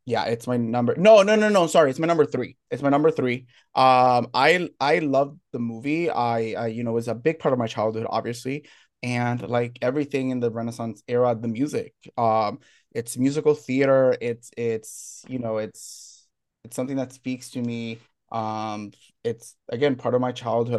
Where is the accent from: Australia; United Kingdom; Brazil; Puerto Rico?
Puerto Rico; I'm from Puerto Rico